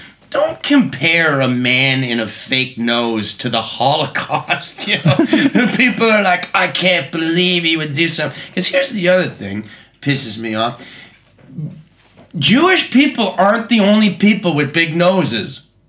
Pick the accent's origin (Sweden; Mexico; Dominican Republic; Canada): Canada; Vancouver, British Columbia; Well, I mean, I'm from Vancouver, so he's from Seattle.